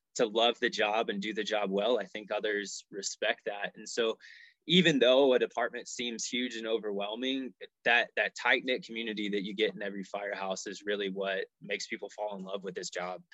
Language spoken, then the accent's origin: English; Colorado, United States; also born or lived in Dallas, Texas / Nebraska; I grew up here in Colorado, and Colorado pretty much always felt like home